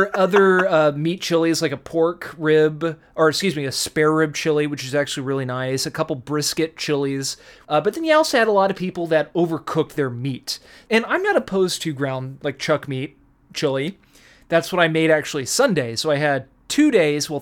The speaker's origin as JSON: {"language": "English", "region": "Texas", "country": "United States", "moved": "yes", "lives_now": "California, United States", "said": "I was from Texas"}